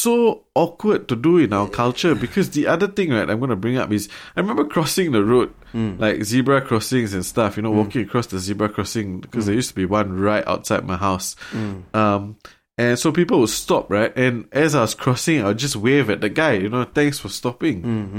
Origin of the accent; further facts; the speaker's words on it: Singapore; that's the other gripe I had, I think, growing up in Singapore, because I very seldom heard people use please or thank you.